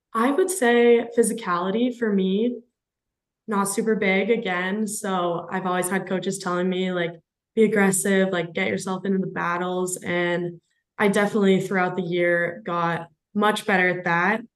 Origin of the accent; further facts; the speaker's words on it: Richland, Washington, United States; I grew up in Richland originally, um, which is just one of the three cities that make up the Tri Cities